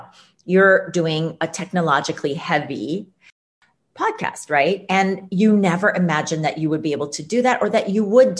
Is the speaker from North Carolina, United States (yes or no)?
no; Ames, Iowa, United States; moved away; I grew up in Ames, Iowa